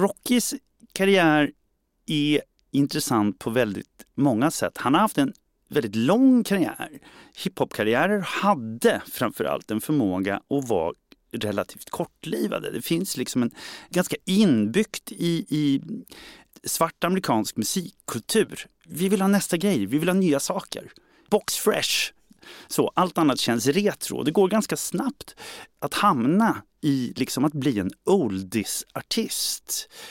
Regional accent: Sweden

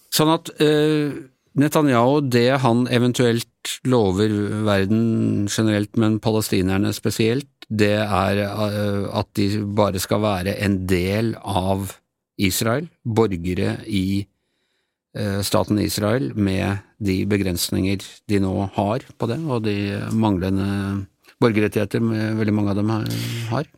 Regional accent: Ås, Akershus, Norway; moved away; min heimbygda mi, eh, Ås

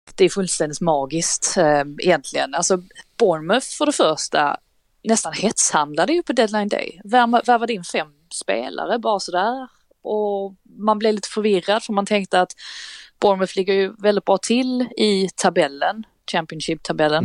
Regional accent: Sweden

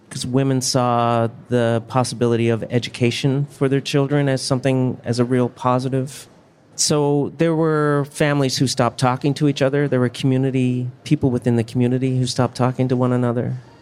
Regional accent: Newfoundland and Labrador, Canada; I grew up in a mining town in Newfoundland as opposed to a fishing community. So uh, my parents moved to the mining town, and that's where I was born.

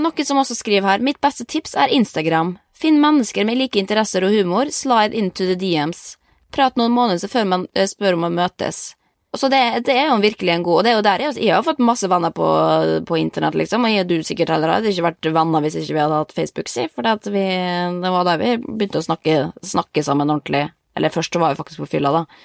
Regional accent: Norway; moved away; jeg har masse venner hjemme i Norge

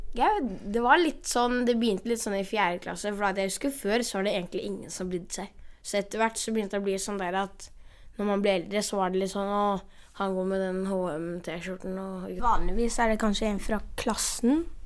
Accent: Brazil; now in Oslo, Norway; I Brasil har jeg masse venner, for at jeg er fra Brasil

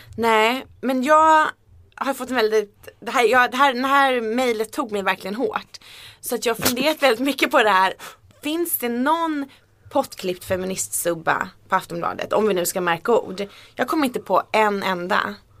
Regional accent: Sweden; accent: rikssvenska (Standard Swedish); min rikssvenska dialekt

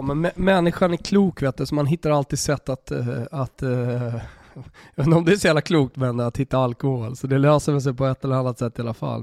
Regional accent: Sweden; also born or lived in Italy / Austria; som svensk

